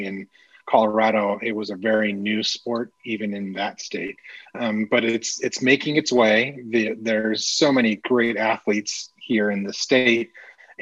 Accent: Toronto, Ontario, Canada; moved away as an adult; now in Austin, United States; I was born and raised in Toronto. I lived there

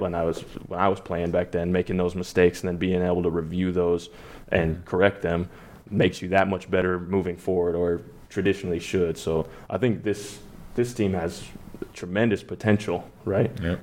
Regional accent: Denver, Colorado, United States; Denver. Um, that's my home. Mm-hmm. That's my hometown.

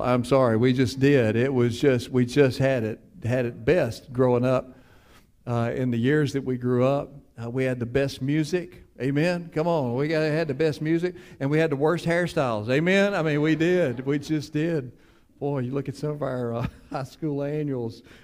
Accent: Cleveland, United States; I grew up in Cleveland.

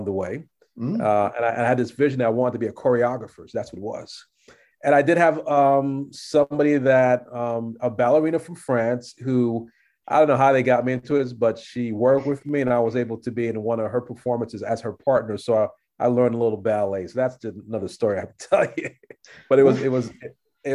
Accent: New York City, New York, United States; also born or lived in Los Angeles; I'm a New Yorker

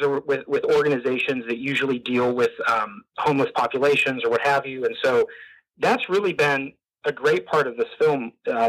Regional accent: Northeast Ohio, United States; I was raised Catholic in Northeast Ohio.

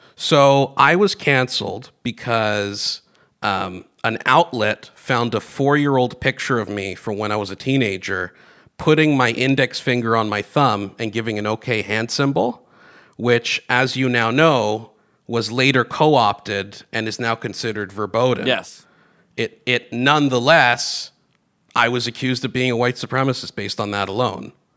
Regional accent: Greece; now in Canada; I grew up in Greece, although I was born here. We moved to Greece when I was uh, pretty young, at seven, I think.

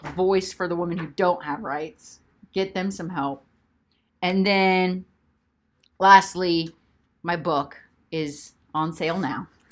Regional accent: United States; as an American woman with a voice

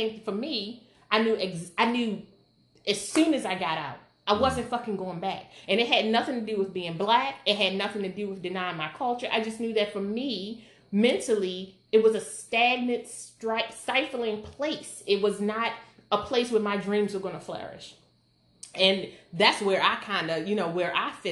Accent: Baltimore, Maryland, United States; we lived in West Baltimore.

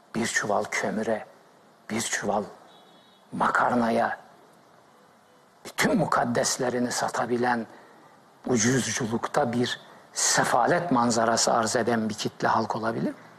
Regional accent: Black Sea Region, Turkey; moved away; also born or lived in Heybeliada, Istanbul; Ben Karadeniz çocuğuyum

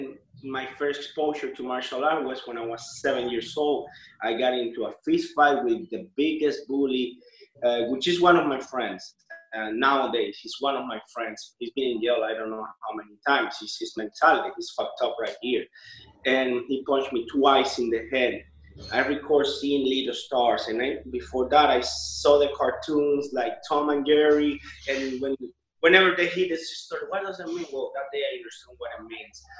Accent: Cuba; now in Miami, United States; I'm Cuban. I now live in Miami. I was born in Cuba.

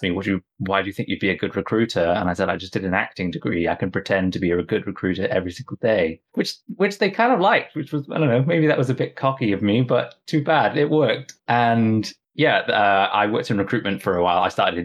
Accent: Southwest Wales, United Kingdom; I grew up in Southwest Wales, a little farm on a mountainside

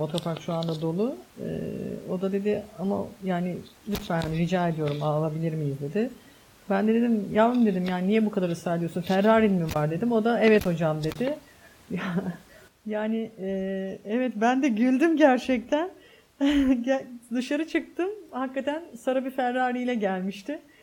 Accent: Istanbul, Turkey; Ben çocukken Bostancı'da oturuyorduk.

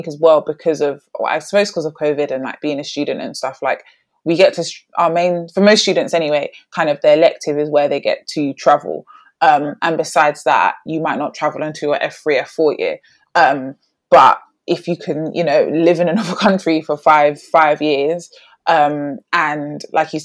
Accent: London, United Kingdom; moved away as an adult; now in Birmingham, United Kingdom; growing up in London, I grew up in Brixton

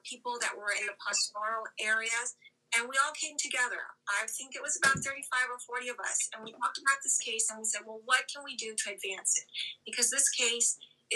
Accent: Venezuela; moved away; I grew up in Venezuela

